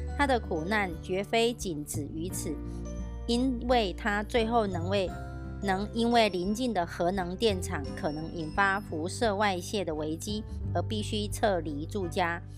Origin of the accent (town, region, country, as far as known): Miaoli, Miaoli County, Taiwan